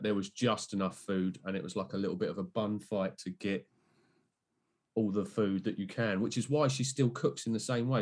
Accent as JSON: {"language": "English", "town": "Bognor Regis", "region": "South East England", "country": "United Kingdom", "moved": "yes", "said": "I'm originally from a place called Bognor Regis"}